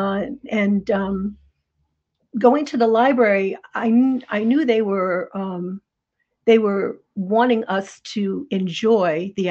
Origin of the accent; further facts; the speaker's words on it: North Scituate, Rhode Island, United States; now in Maine, United States; I grew up in Rhode Island